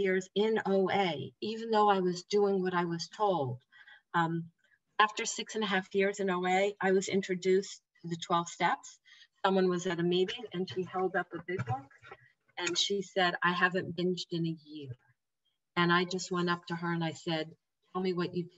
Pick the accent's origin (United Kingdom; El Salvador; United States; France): United States; New Jersey; I'm from New Jersey.